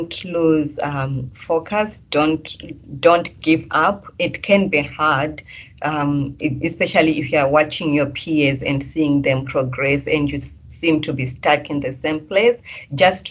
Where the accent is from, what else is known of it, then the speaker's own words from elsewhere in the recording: Zimbabwe; moved away as an adult; now in Perth, Australia; When I moved from Zimbabwe to here, you know, coming from a third world country into a first world country